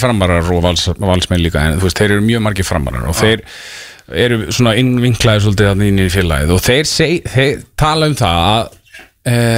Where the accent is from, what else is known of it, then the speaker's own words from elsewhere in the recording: Reykjavík, Capital Region, Iceland; ég er alltaf er úr hlýðanum